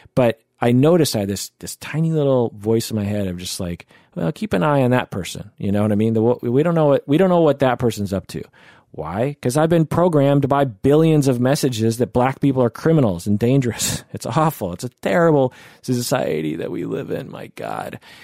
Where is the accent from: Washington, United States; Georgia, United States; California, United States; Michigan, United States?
Washington, United States; outside Seattle; I grew up twenty-five minutes out of Seattle